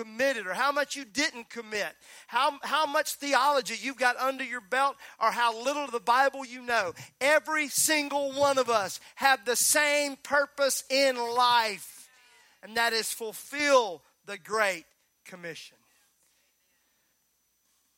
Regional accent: Mississippi, United States; I'm from Mississippi

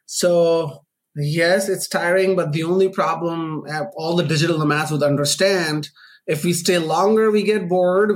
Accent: Pakistan; moved away; also born or lived in Canada; I'm Pakistani born Canadian, uh, like a naturalized Canadian citizen.

